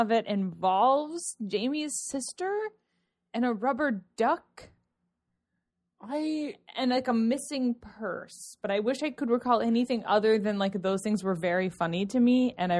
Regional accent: Cincinnati, Ohio, United States; now in New York, United States; I grew up in Cincinnati, Ohio

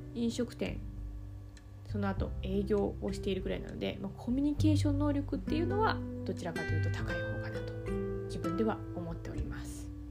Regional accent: Yamanashi, Japan; moved away as an adult; also born or lived in Kanagawa; now in Tokyo, Japan; 山梨県出身でして

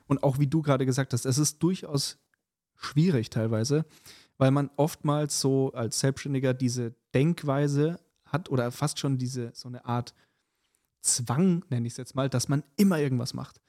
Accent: Munich, Bavaria, Germany; moved away; mit Bayern und München quasi, ähm, dadurch, dass es ja meine alte Heimat ist

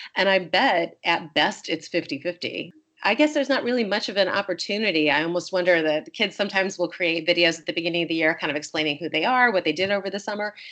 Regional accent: Wisconsin, United States; I was born in Wisconsin

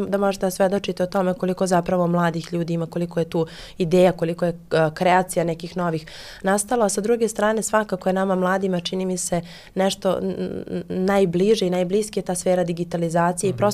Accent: Kruševac, Rasina District, Serbia; mene kao mladu osobu pre svega vežu, vežu za moj rodni grad

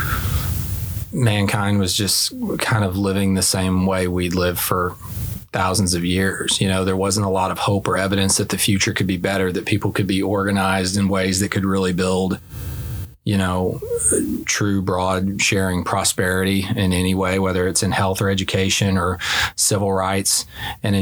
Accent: Springdale, Arkansas, United States; moved away as an adult; now in Little Rock, United States; We moved up to Springdale when I was 3 or 4, school age, and I did K through 12 up there.

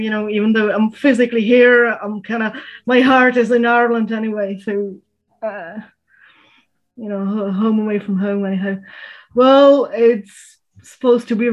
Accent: Prague, Czechia; moved away as an adult; now in Brno, Czech Republic; I was born and raised in Prague, in the capital, but I then went to Brno

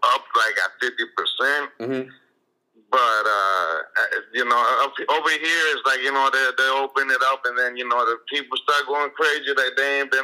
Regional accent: Miami, Florida, United States; first language Spanish; English is a second language; also born or lived in Nicaragua; I've been here since I was three

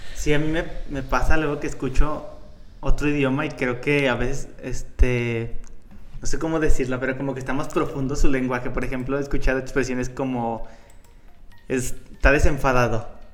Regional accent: León, Guanajuato, Mexico; soy de León

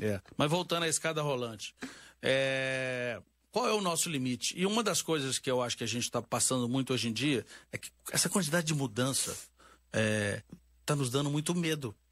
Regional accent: Minas Gerais, Brazil; accent: mineiro; Eu sou mineiro, vocês já devem ter notado pelo sotaque

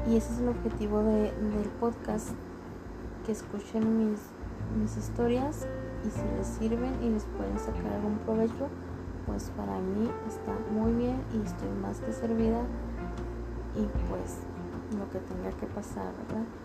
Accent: Ciudad Juárez, Chihuahua, Mexico; tengo 29 años de edad y soy originaria de Ciudad Juárez, Chihuahua.

